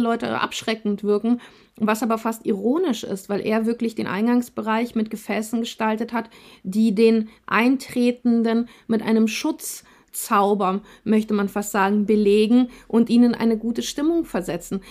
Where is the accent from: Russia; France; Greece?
Russia; also born or lived in Germany; now in Kassel, Germany; Wir sind in, in Russland geboren, teilweise in Russland aufgewachsen